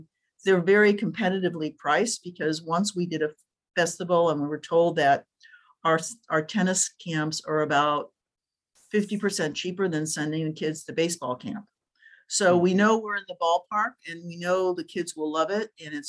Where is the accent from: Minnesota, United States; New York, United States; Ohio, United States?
Ohio, United States; Dayton; now in Orange County, United States; I started playing when I was living in the Midwest. I think I might've been like 9, and I learned in a park in Ohio. Loved what part of Ohio? In Dayton.